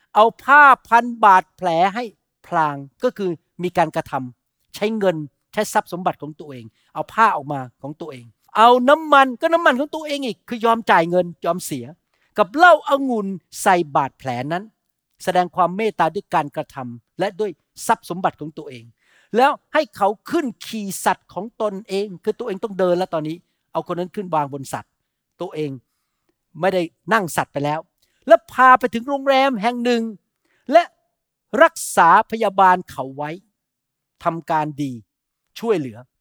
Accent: Thailand; เราที่เป็นคนไทย

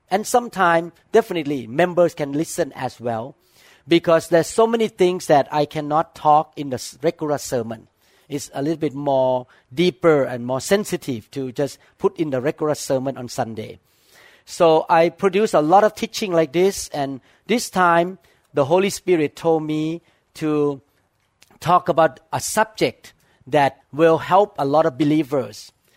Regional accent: Thailand; moved away; I grew up in Thailand

